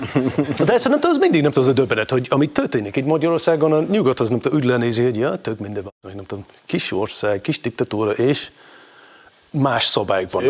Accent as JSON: {"language": "Hungarian", "region": "Scotland", "country": "United Kingdom", "tie": "born or raised there", "moved": "as an adult", "lives_now": "Hungary", "said": "Én ott éltem, ott nőttem föl, itt éltem, itt nőttem föl"}